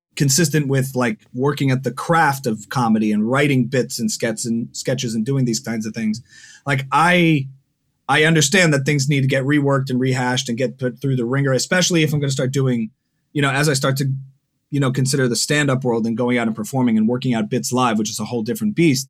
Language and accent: English; New Jersey, United States; moved away as an adult; now in Los Angeles, United States; I'm originally from New Jersey. Now I've been in L A for the good part of nine years